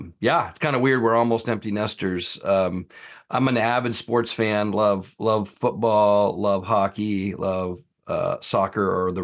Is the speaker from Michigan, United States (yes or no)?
yes; Michigan, United States; moved away as an adult; now in Seattle, United States; I grew up in Michigan.